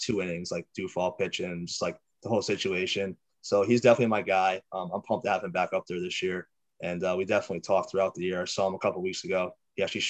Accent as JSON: {"language": "English", "region": "Connecticut", "country": "United States", "said": "I'm from Connecticut"}